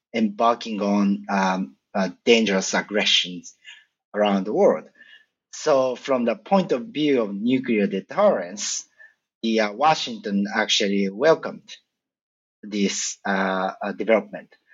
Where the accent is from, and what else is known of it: a suburb of Tokyo, Japan; born or raised there; moved away as an adult